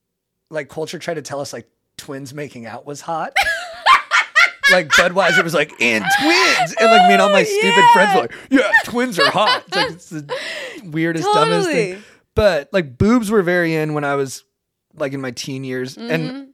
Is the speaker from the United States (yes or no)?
yes; Orange County, California, United States; I'm from Orange County.